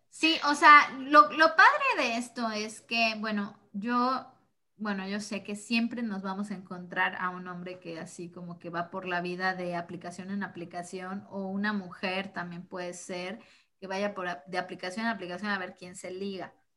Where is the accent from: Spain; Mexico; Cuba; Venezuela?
Mexico